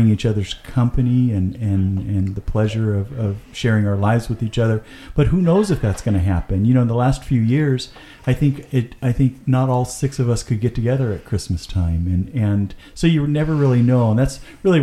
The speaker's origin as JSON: {"language": "English", "town": "Marysville", "country": "United States", "tie": "born or raised there", "moved": "yes", "said": "our street that we were raised on in Jeffrey Court"}